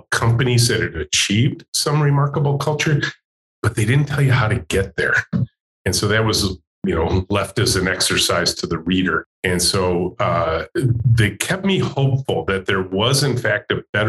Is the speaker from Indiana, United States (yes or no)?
no; Macomb County, Michigan, United States; I'm a pure Michigan kid. I grew up in Macomb County, just north of Detroit